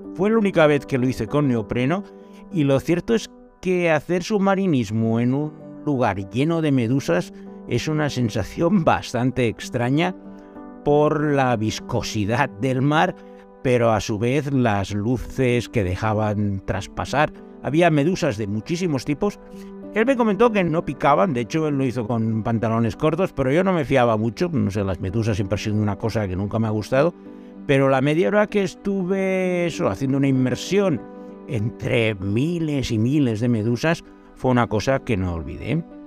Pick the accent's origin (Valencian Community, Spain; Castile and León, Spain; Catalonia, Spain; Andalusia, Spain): Catalonia, Spain; Calella; ser el alcalde de mi pueblo, Calella, que tiene apenas 20.000